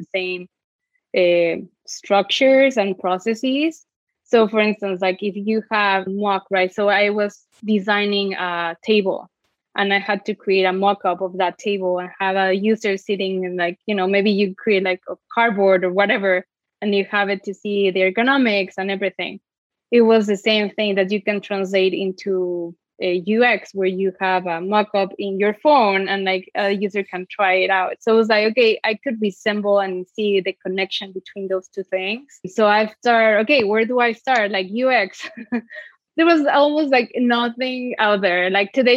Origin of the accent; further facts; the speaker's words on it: Mexico City, Mexico; moved away as an adult; now in United States; I'm from Mexico City and I studied industrial design in Iberoamericana University